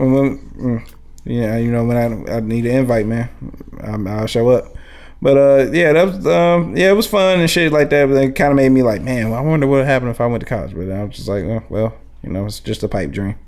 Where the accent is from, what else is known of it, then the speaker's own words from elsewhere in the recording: Highland Park, United States; also born or lived in West Side; I come from Highland Park too. I'm from the West Side, but I've grown up in Highland Park as well